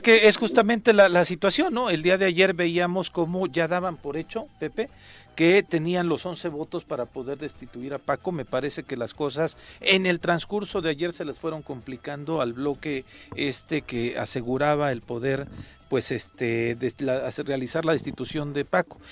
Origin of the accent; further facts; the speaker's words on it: Mexico; idiosincrasia como mexicanos